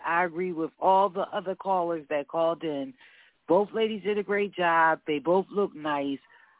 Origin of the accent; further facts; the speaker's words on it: Philadelphia, Pennsylvania, United States; I'm from Philly.